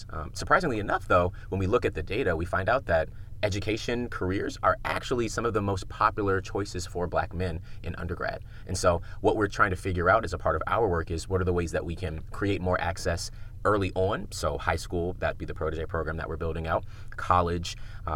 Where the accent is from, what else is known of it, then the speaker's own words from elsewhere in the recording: Prince George's County, Maryland, United States; I grew up in Prince George's County, right outside of DC.